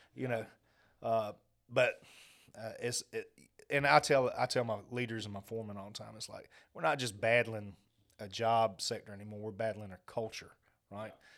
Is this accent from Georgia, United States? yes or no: yes; Augusta, Georgia, United States; Growing up in Augusta, I grew up around military families my whole life